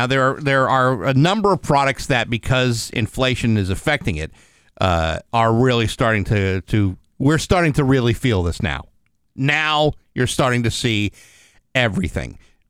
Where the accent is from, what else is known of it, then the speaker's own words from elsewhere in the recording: Rehoboth, Massachusetts, United States; in Rehoboth, my hometown.